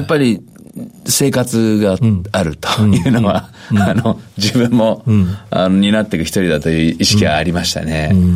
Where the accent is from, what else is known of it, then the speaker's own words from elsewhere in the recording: Tokyo, Japan; 東京都の文京区